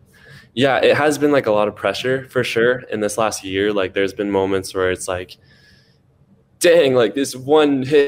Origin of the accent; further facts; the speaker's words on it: Seattle, Washington, United States; we're both from Seattle